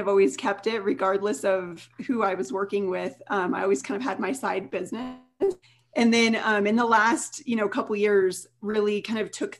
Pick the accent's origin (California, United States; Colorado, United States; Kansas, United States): Colorado, United States; also born or lived in Denver, Colorado; I'm from Colorado